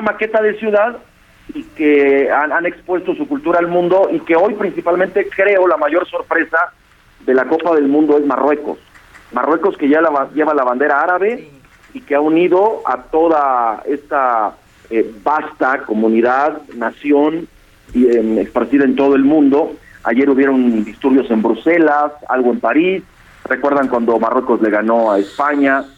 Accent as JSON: {"language": "Spanish", "country": "Mexico", "said": "nosotros como, como mexicanos"}